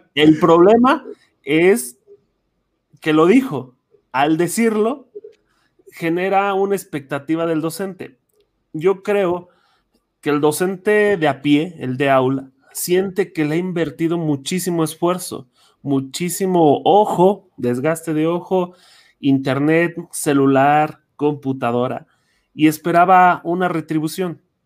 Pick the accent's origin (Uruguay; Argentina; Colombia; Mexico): Mexico; Michoacán; soy de Michoacán, egresado de Tirpetío